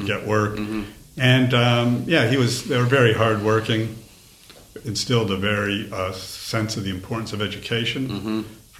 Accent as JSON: {"language": "English", "town": "Toronto", "region": "Ontario", "country": "Canada", "tie": "born or raised there", "moved": "yes", "lives_now": "Australia", "said": "I was born in Toronto, Canada, mm-hmm. and I grew up in the kind of inner city. My parents were immigrants from mm-hmm. Eastern Europe"}